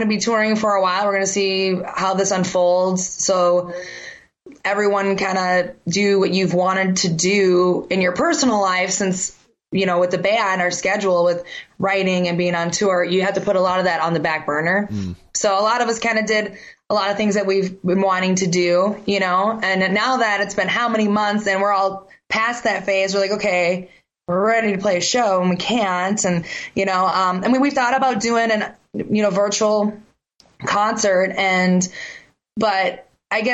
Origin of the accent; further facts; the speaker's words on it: Minneapolis, Minnesota, United States; We're from Minneapolis, Minnesota